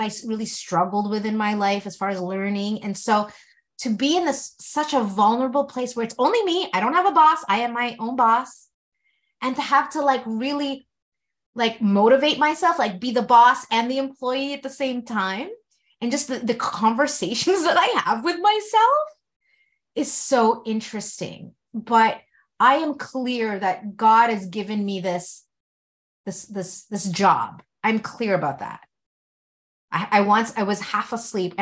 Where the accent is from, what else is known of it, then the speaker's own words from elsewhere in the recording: Canada; my mom came to Canada 2 years before I was born